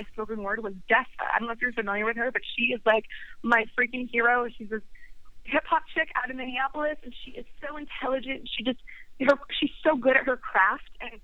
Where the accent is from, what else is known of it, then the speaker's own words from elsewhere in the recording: Sweden; moved away; I'm from Sweden, and I was visiting my family there this past February